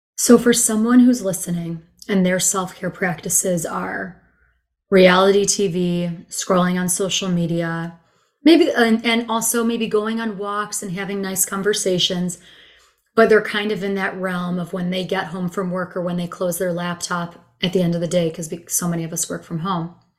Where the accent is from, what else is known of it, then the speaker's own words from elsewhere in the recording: Chicago, Illinois, United States; also born or lived in Israel; now in Austin, United States; growing up in Chicago, I took Spanish my whole life in school